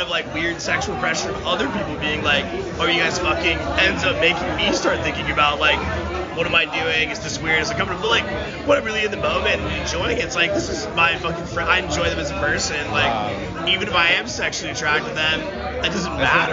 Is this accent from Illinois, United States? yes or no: no; Washington, United States; I'm from Washington